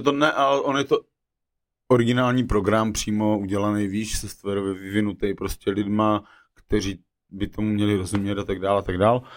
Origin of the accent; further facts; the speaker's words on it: Moravia, Czechia; já jsem z Moravy, že originál